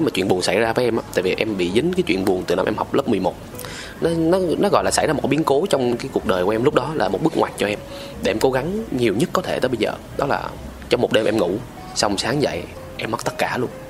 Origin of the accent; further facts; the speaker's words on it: Quy Nhon, Bình Định, Vietnam; moved away; tức là em ở trong này 10 năm rồi ờ, ờ, ờ. ờ. em quê quy Nhơn